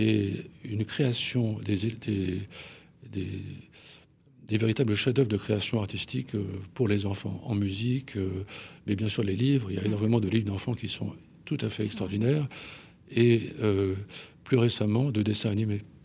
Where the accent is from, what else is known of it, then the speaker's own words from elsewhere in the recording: Paris, Île-de-France, France; je suis un Parisien, je suis un, Parisien euh, impénitent. Euh, euh, je suis né à Paris, j'ai vécu à Paris et je n'ai quitté Paris que pour les vacances